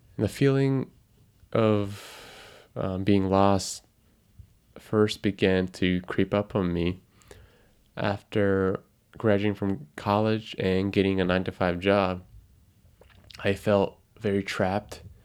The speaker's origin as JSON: {"language": "English", "region": "Tokyo", "country": "Japan", "tie": "born or raised there", "first_language": "Japanese", "second_language": "English", "said": "I am a twenty-five-year-old guy living in Tokyo, Japan, which is my hometown. My mother ta, my, my mother tongue is Japanese."}